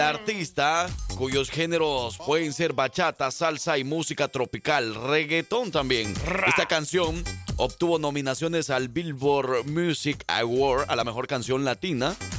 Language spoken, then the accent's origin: Spanish; El Salvador; now in Alabama, United States; yo como salvadoreño